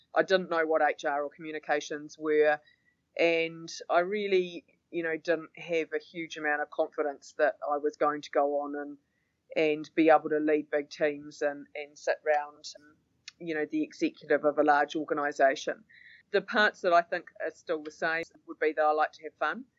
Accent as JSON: {"language": "English", "region": "Auckland", "country": "New Zealand", "tie": "born or raised there", "also_born_or_lived": "London", "said": "really mostly spent most of my life in Auckland. I was born here and I've lived here apart from a stint overseas when we lived in London for four and a half years"}